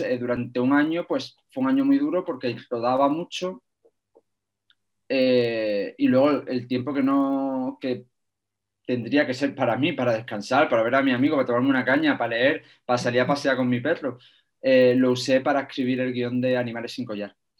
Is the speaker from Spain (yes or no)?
yes; Algodonales, Andalusia, Spain; yo soy un pueblo muy pequeñito de Argodonales, que no tenía cine